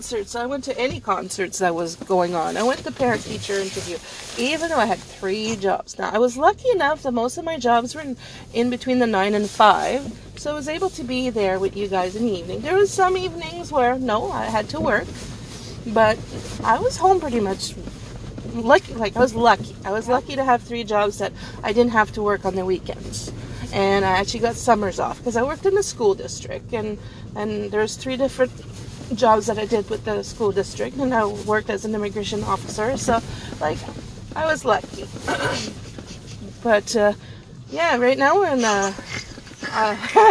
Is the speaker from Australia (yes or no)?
no; Canada; because we are Canadian